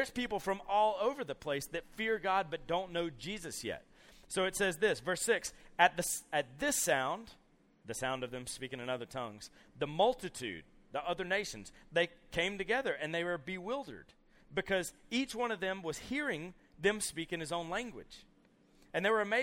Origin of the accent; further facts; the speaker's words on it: Columbus, Georgia, United States; I grew up in Columbus, Georgia, which is right across the river from Alabama